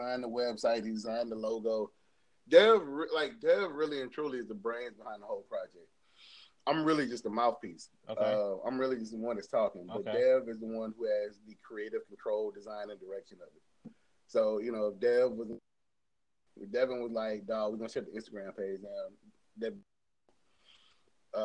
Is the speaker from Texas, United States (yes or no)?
no; St. Louis, Missouri, United States; I know where I come from. I come from St. Louis. But, I mean, for us, like me being a St. Louis nigga is all the culture I need. Like, I'm from here